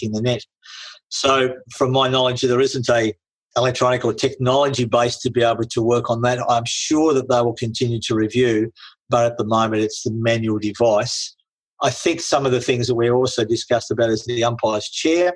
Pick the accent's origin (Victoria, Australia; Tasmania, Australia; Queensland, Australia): Tasmania, Australia; I come from Tasmania